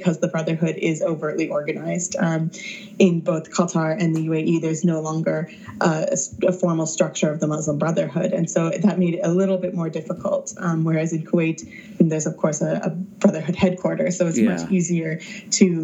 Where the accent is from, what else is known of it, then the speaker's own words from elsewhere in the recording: the Bible Belt, United States; growing up in the Bible Belt